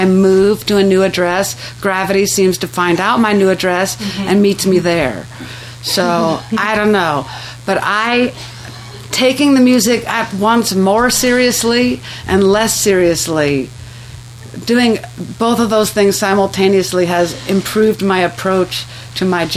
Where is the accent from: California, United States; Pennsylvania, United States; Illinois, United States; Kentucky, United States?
California, United States; Southern; growing up in Southern California